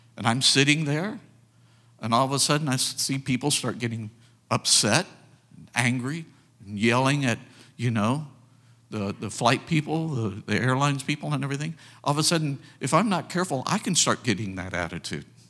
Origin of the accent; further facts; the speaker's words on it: United States; we as American people